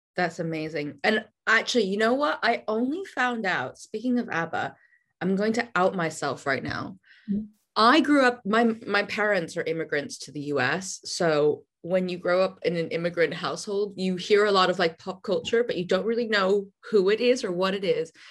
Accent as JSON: {"language": "English", "country": "United States", "moved": "yes", "lives_now": "United Kingdom", "said": "an American living in the UK"}